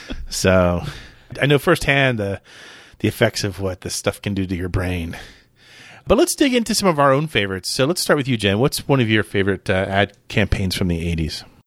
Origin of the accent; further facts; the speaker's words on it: Clearwater, Florida, United States; Home Shopping Network used to be based in my hometown. So it's it's based in Clearwater